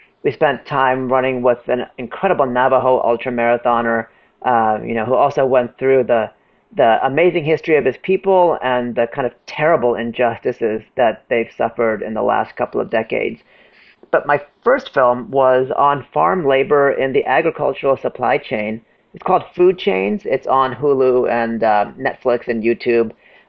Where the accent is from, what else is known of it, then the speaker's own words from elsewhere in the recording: India; I'm from India. We believe in reincarnation.